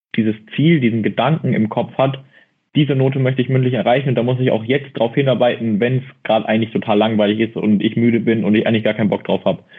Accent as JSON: {"language": "German", "area": "near Mannheim", "region": "Baden-Württemberg", "country": "Germany", "said": "ich komme aus Bavü, aus der Nähe von Mannheim"}